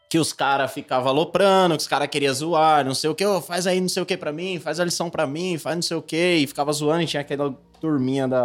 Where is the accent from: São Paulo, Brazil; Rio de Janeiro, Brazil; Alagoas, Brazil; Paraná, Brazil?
São Paulo, Brazil; Osasco; Sou de Osasco. É, vim aí de uma família